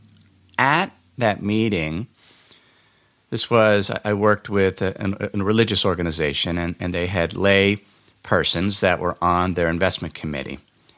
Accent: Cincinnati, Ohio, United States; Last week, I went back to my hometown in Cincinnati, Ohio, for my mother's 75th birthday party.

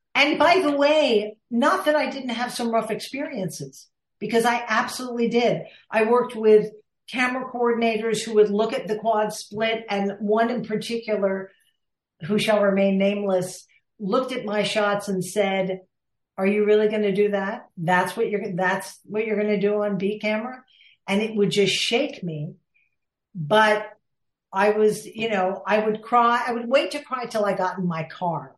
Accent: Villanova, Pennsylvania, United States; I grew up outside of Philadelphia in Villanova, Pennsylvania

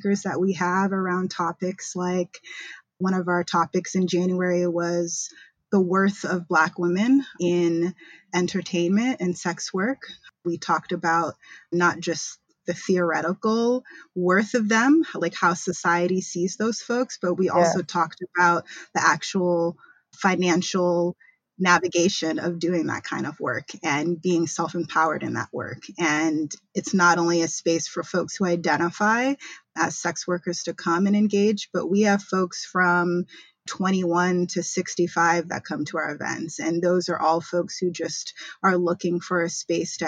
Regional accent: Boston, Massachusetts, United States; moved away as an adult; now in New York, United States; I'm originally from Boston, Massachusetts. That's where I was born

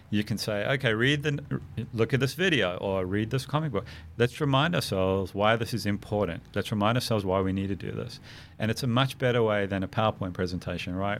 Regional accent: South Africa; moved away; growing up in South Africa

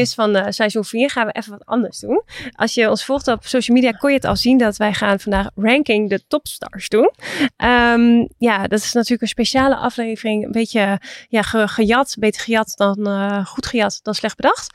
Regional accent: Assen, Drenthe, Netherlands; Ik ben ook geboren in Assen.

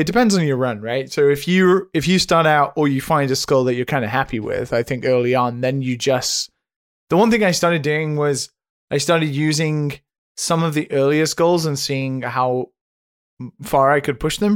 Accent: United Kingdom; now in Japan; being a British citizen under the jurisdiction of Brexit, yet living on the other side of the planet

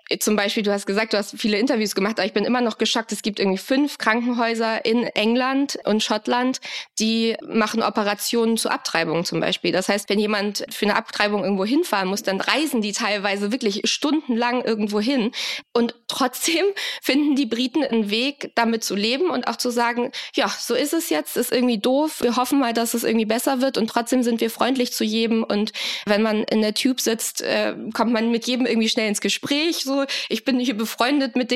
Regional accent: Hamburg, Germany; now in London, United Kingdom; Also ich komme aus Hamburg und wettertechnisch kann man es sehr gut vergleichen mit London.

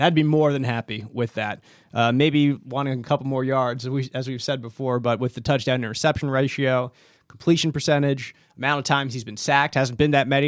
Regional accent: Philadelphia, Pennsylvania, United States; Growing up in Philadelphia

